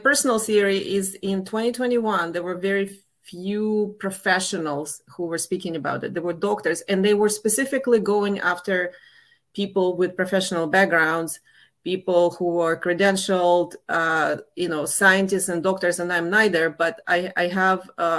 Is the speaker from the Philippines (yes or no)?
no; Russia; moved away as an adult; now in United States; I left the former Soviet Union. I mean, I grew up in the Soviet Union, then it collapsed.